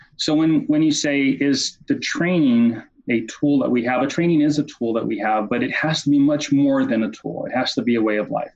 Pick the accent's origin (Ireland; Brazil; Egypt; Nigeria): Brazil; moved away as an adult; now in United States; I grew up in Brazil, went to school in Brazil, and after college came to, to the U S.